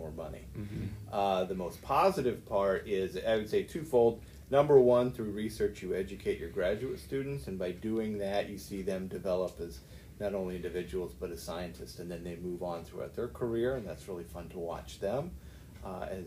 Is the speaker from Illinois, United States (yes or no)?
yes; downstate Illinois, United States; moved away as an adult; also born or lived in West Lafayette, Indiana / La Jolla, California; now in Alabama, United States; I am from Illinois, downstate Illinois. I grew up on a farm